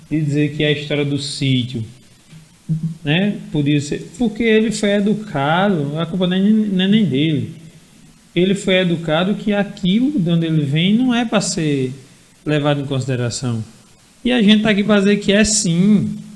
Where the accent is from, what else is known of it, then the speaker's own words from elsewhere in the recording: Lagoa Nova, Rio Grande do Norte, Brazil; Dona Filomena, que foi uma benzedeira lá em Lagoa Grande, que não é Lagoa Nova, é Lagoa Grande, eu sou de Lagoa Nova, mas que foi uma benzedeira conhecidíssima.